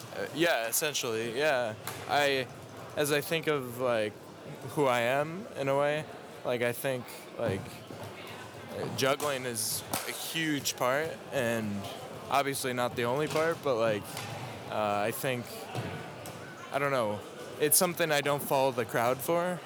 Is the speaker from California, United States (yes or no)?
no; Minnesota, United States; now in Tyler, United States; I live in Tyler, Texas. Uh, I was originally born in Minnesota